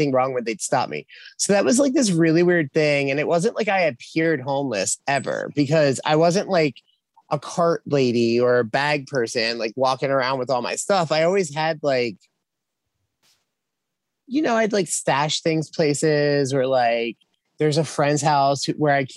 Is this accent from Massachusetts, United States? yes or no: no; Philadelphia, Pennsylvania, United States; moved away as an adult; now in South Carolina, United States; I'm from Philadelphia, so I always kind of go back there